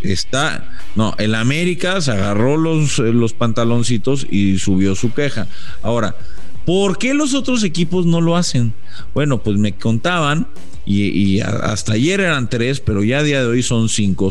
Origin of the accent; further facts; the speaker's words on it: Mexico; como mexicano